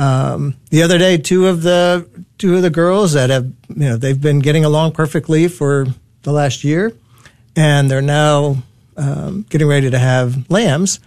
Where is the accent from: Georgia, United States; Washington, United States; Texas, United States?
Texas, United States; Dallas; I was born and raised here in Dallas